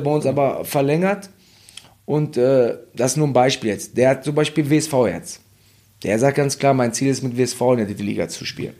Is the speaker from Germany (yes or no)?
yes; Hagen, North Rhine-Westphalia, Germany; ich bin ja in, in Hagen groß geworden und oder in Deutschland